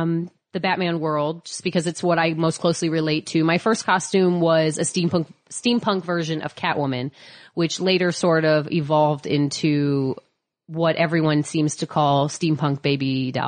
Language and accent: English; Midwest, United States; We always called it the fantasy shop. I'm from the Midwest.